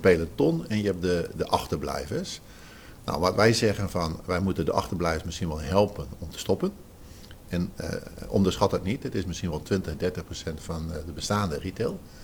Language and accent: Dutch; Zeeland, Netherlands; ik kom uit Zeeland